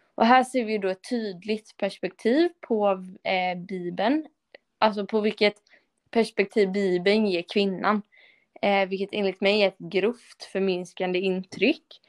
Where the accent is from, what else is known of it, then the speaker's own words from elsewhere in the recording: Sweden; jag är ju svensk och lever i ett kristet samhälle